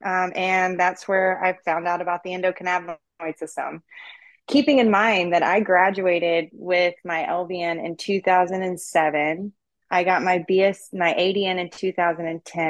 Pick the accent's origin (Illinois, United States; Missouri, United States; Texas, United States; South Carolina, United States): Texas, United States; East; I was raised out in East Texas